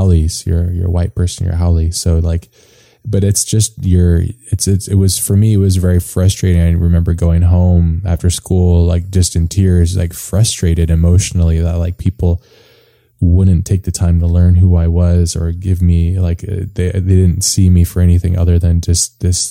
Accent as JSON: {"language": "English", "region": "Hawaii", "country": "United States", "tie": "born or raised there", "moved": "yes", "said": "I grew up in Hawaii, which is really quite a beautiful place"}